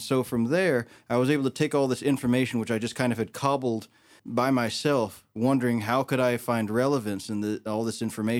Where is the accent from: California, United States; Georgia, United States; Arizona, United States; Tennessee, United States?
Arizona, United States; Phoenix; I'm born and raised in Phoenix, Arizona, traveled around a whole bunch